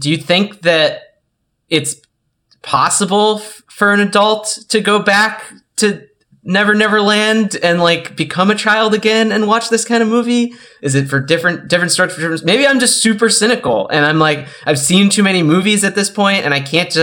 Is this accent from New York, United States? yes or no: yes; New York City, New York, United States; I'm a New Yorker